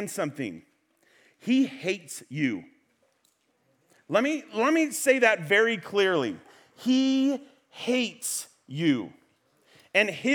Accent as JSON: {"language": "English", "area": "Central Valley", "region": "California", "country": "United States", "said": "I am from the Central Valley"}